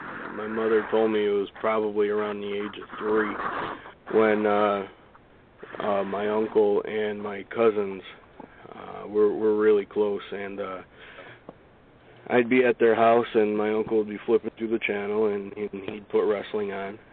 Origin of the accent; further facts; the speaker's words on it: Amsterdam, New York, United States; I'm born and raised in Amsterdam here, so in Schenectady, which is about 10-15 minutes away from Amsterdam.